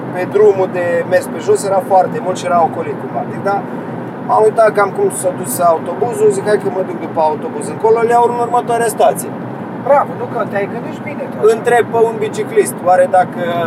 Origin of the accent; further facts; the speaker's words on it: Romania; Din România.